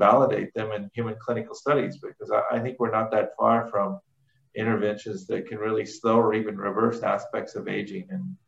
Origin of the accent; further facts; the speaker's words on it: Louisville, Kentucky, United States; I was born in Louisville, Kentucky, and grew up in suburban Louisville, and I've been gone long enough that I've lost my southern accent, but I promise you that's where I come from.